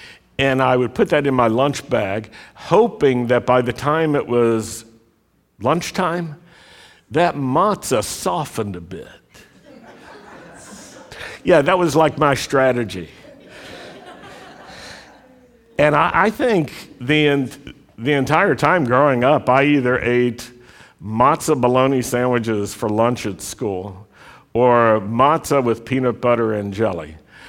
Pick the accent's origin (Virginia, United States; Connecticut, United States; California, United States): Virginia, United States; And I remember as a Jewish kid growing up in Virginia, in Southwest Virginia, in the Shenandoah Valley, there weren't that many Jews in our city.